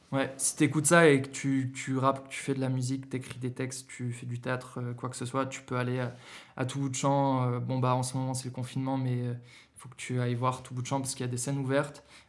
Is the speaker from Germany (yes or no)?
yes; Berlin, Germany; now in Lyon, France; j'ai grandi en Allemagne, j'ai grandi à, Berlin